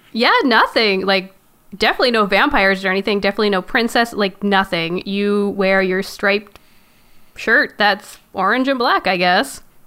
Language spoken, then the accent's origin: English; Canada; I am Canadian, so we had to take French